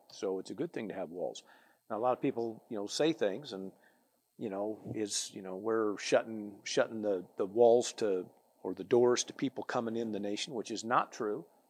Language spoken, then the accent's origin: English; United States; I from America